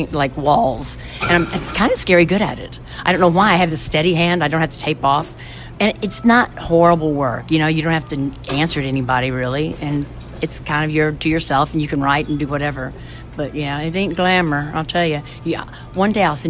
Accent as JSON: {"language": "English", "town": "Brighton", "region": "Illinois", "country": "United States", "moved": "as an adult", "lives_now": "Nashville, United States", "said": "Brighton, Illinois, originally. It's a very tiny town."}